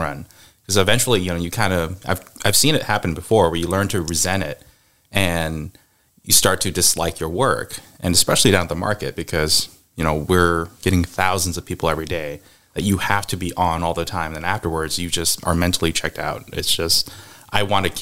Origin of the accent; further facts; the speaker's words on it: Seattle, Washington, United States; born and raised in the Pacific Northwest, grew up in Seattle